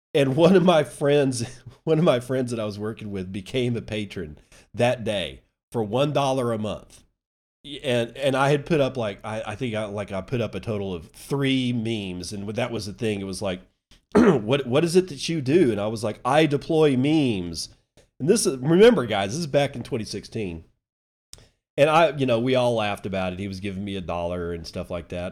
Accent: United States; as an American

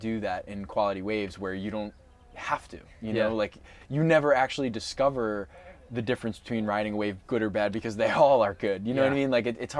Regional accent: Long Island, New York, United States; So I grew up East Coast, Long Island.

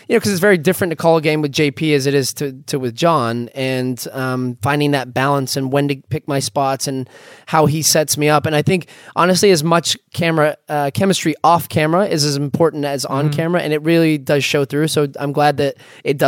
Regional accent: United States; accent: American; I feel American

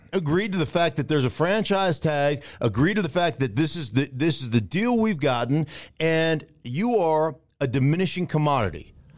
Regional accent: Alaska, United States; I grew up in Alaska

